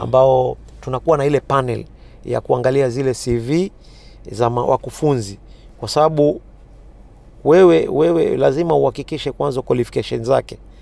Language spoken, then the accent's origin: Swahili; Kenya; sisi wa Kenya